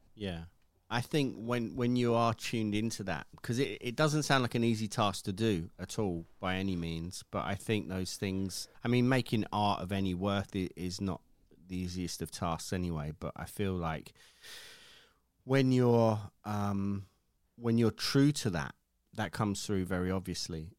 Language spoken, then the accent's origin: English; United Kingdom; me being British